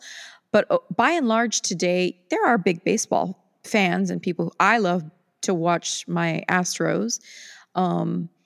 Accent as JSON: {"language": "English", "region": "Texas", "country": "United States", "said": "as a Texan"}